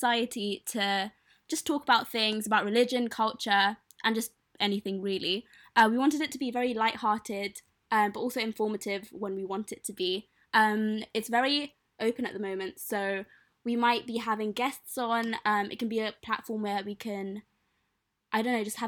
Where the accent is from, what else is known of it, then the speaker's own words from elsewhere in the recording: London, United Kingdom; I'm from Wembley